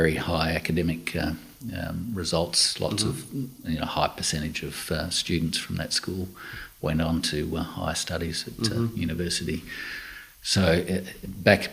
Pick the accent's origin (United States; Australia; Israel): Australia; Perth, Western Australia; I was born in Perth.